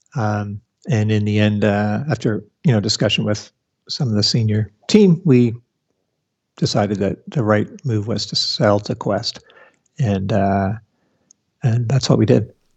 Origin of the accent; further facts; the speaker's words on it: Canada; also born or lived in Toronto; being a Canadian in Toronto working for the Sun Microsystems branch in Canada